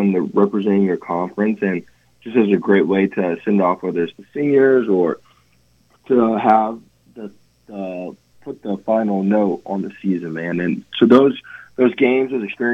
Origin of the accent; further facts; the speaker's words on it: Atlanta, Georgia, United States; growing up in Atlanta, I did not grow up a Georgia fan